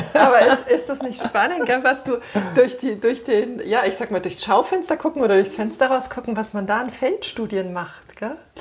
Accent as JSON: {"language": "German", "town": "Munich", "region": "Bavaria", "country": "Germany", "tie": "born or raised there", "said": "ich bin in München geboren"}